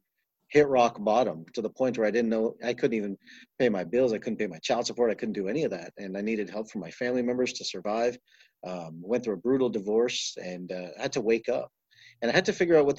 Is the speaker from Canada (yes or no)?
yes; Toronto, Ontario, Canada; I grew up in Toronto, Canada, and grew up in a very Eastern philosophy of life and in an East Indian home